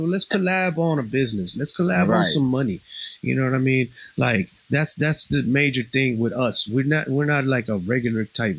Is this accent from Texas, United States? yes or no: yes; Houston, Texas, United States; English is a second language; also born or lived in Puerto Rico; I'm proud motherfucker born in Puerto Rico, baby. You know what I'm saying? I grew up in Houston, but I got there when I was like 10 years old. I had to learn how to speak English.